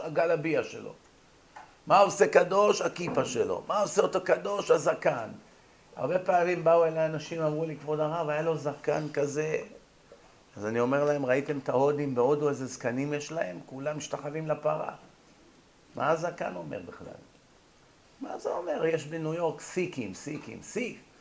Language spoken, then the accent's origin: Hebrew; Israel; כשאנחנו גדלנו כאן בבתי ספר בארץ, בילדותנו